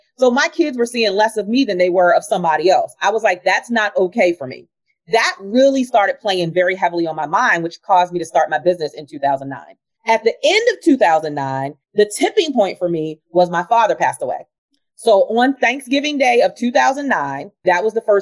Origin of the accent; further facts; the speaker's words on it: Baltimore, Maryland, United States; Born and raised in Baltimore. I had never been outside the confines of Baltimore, Maryland, because I grew up in poverty